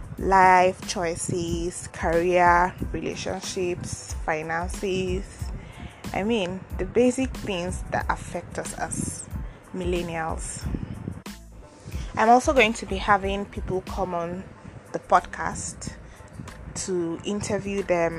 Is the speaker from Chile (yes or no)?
no; Ogori/Magongo, Kogi, Nigeria; now in Abuja, Nigeria; I come from Ogori Magongo, a local government in Akpafa, Kogi State, Nigeria.